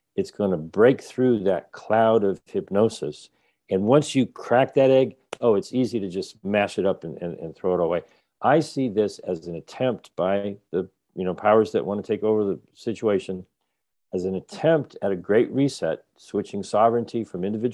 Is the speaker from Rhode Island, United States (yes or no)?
yes; Rhode Island, United States; I'm from Rhode Island.